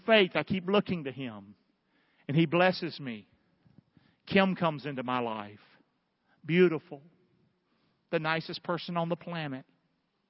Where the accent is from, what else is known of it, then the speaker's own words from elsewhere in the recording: Rockingham, North Carolina, United States; I was born in Rockingham, North Carolina.